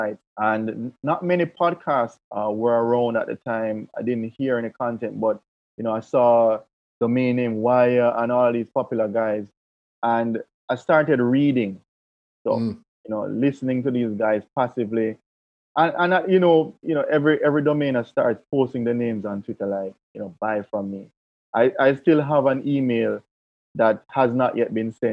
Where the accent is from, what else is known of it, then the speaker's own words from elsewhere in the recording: Jamaica; as a Jamaican